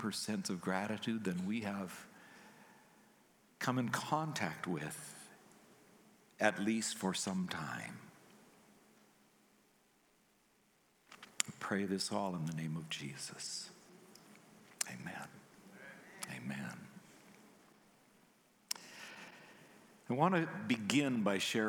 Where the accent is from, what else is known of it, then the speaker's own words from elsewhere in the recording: Canada; I'm Canadian